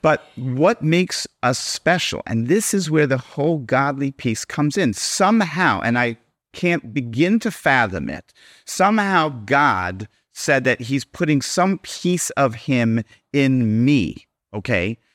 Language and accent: English; Baltimore, Maryland, United States; now in Miami Beach, United States; I grew up in Baltimore